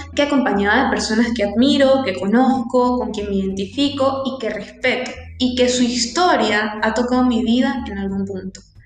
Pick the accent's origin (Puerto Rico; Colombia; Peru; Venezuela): Venezuela; moved away; siendo venezolana y habiendo estado allí, habiendo vivido allí